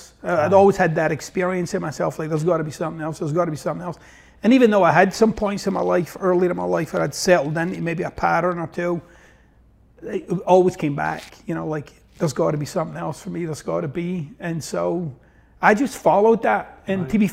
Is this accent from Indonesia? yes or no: no; Glasgow, Scotland, United Kingdom; moved away as an adult; now in United States; I got this wonky accent, so I'm originally from Glasgow, Scotland, and actually from the east end of Glasgow